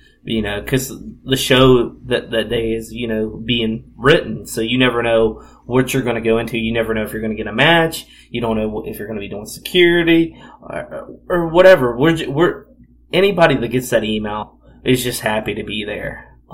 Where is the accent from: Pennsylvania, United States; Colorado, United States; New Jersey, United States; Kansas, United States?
Pennsylvania, United States; Philadelphia; Me being from Philadelphia and talking how good of Philadelphia was. Philadelphia is my hometown and everything.